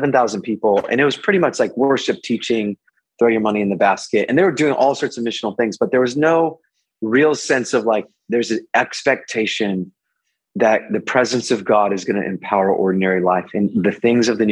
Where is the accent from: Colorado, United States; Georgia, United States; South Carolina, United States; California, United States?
California, United States; Orange County; also born or lived in Long Beach, California; I grew up in Orange County